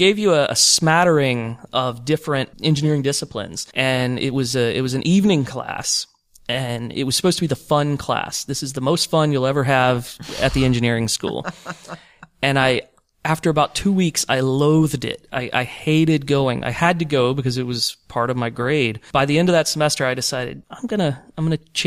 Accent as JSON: {"language": "English", "town": "Greenville", "region": "South Carolina", "country": "United States", "tie": "born or raised there", "moved": "as an adult", "lives_now": "Tallahassee, United States", "said": "I'm originally from South Carolina. I grew up in Greenville, South Carolina"}